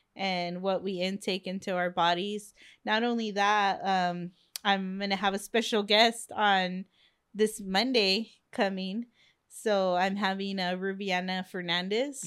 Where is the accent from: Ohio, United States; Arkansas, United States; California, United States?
California, United States; Long Beach; it's my hometown